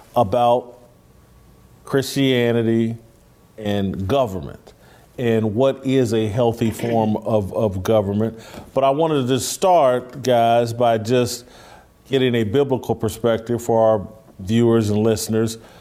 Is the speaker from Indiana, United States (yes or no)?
yes; Indianapolis, Indiana, United States; I'm from Indianapolis